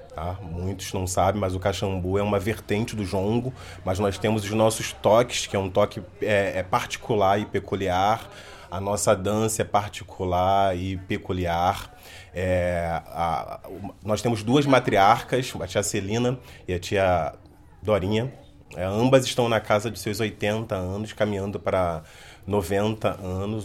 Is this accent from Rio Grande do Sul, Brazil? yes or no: no; Rio de Janeiro, Brazil; sou cria do Morro do Salgueiro